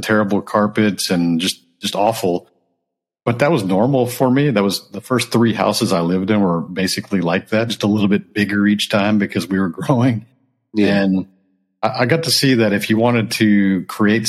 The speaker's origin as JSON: {"language": "English", "town": "Houston", "region": "Texas", "country": "United States", "tie": "born or raised there", "also_born_or_lived": "Japan / California", "said": "I grew up in Texas."}